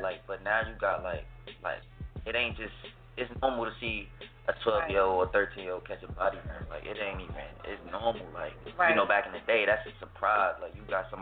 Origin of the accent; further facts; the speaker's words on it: Newark, New Jersey, United States; I grew up in Newark, New Jersey